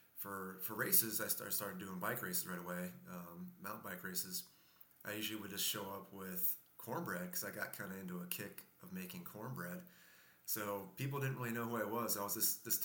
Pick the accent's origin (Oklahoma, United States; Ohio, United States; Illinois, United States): Ohio, United States; Conneaut; moved away as an adult; also born or lived in Athens, Ohio; now in Lincoln, United States; I grew up in a small town called Conneaut